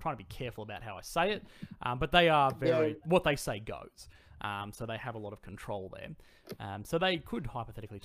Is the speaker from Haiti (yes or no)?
no; Australia; accent: bogan; my bogan accent